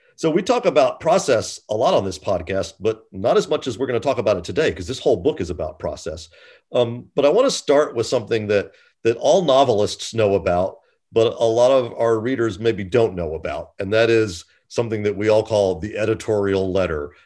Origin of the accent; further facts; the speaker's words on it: United States; I am also an American